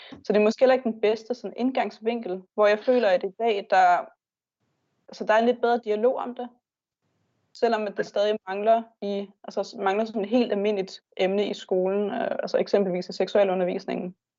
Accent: Bornholm, Capital Region of Denmark, Denmark; moved away as an adult; jeg er Bornholmer, men så er jeg flyttet herover for at uddanne mig

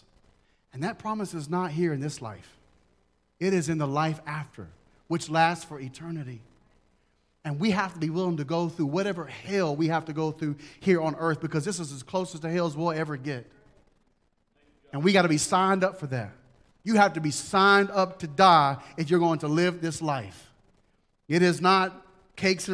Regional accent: United States; being an American Christian

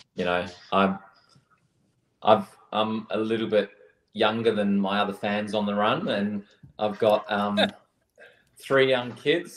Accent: Australia; my home country

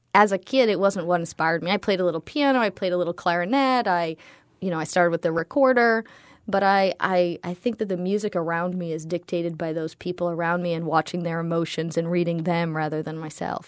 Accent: New England, United States; I grew up predominantly in New England.

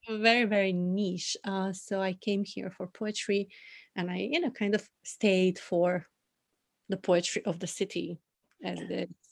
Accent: North Macedonia; moved away as an adult; now in Tokyo, Japan; born and raised in Macedonia, which is in the southeast of Europe

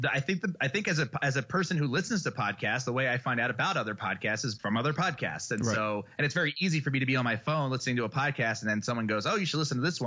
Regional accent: Philadelphia, Pennsylvania, United States; moved away as an adult; now in Boulder, United States; I'm from Philly

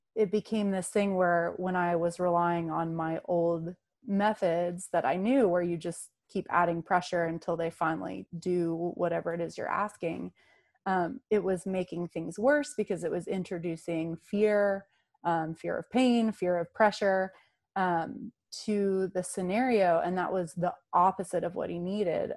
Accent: North Carolina, United States; I grew up in North Carolina um, in the in the mountains there

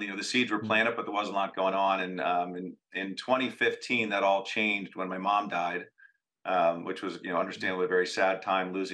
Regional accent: Philadelphia, Pennsylvania, United States; also born or lived in Durham, North Carolina / West Coast; I am born and raised in Philadelphia

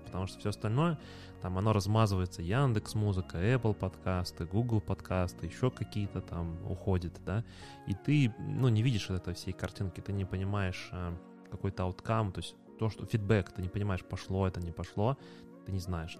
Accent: Minsk, Belarus; мы из Минска

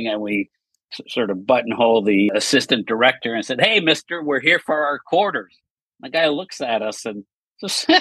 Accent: Montreal, Quebec, Canada; I grew up in Montreal, Canada

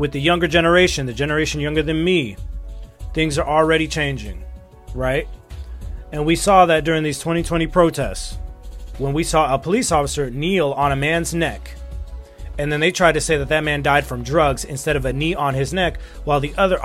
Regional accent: United States; as an American citizen, as someone who was born and raised in this country

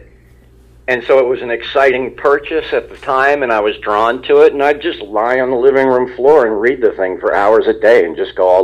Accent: Ramsey, New Jersey, United States; moved away as an adult; also born or lived in West Coast / Princeton, New Jersey; I live in Princeton. I grew up in Ramsey, but I was out of there for a long time on the West Coast

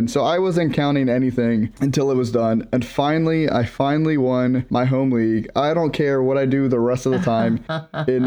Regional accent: Maryland, United States; I'm from Maryland.

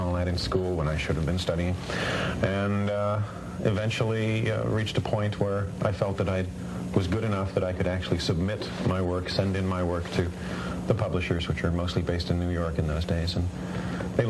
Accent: England, United Kingdom; moved away; also born or lived in Canada; I grew up in England

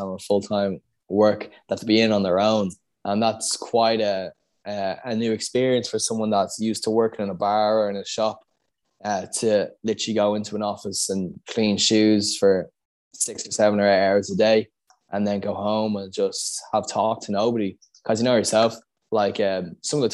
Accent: Dublin, Leinster, Ireland; I moved from Scolassum, which was in Raheny, to Bagot Street, going into fourth class

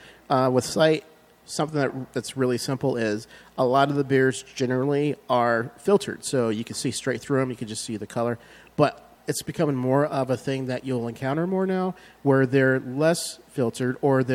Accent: Chicago, Illinois, United States; I'm from Chicago.

